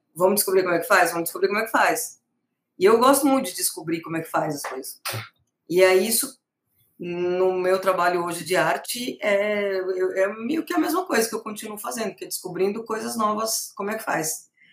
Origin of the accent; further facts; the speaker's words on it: Brazil; moved away; sou brasileira